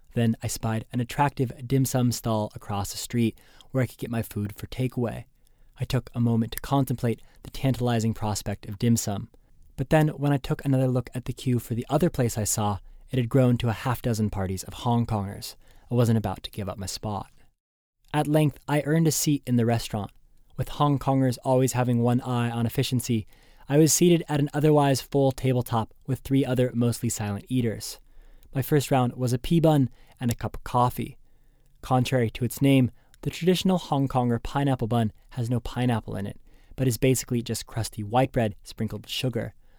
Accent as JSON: {"language": "English", "country": "United States", "said": "As an American"}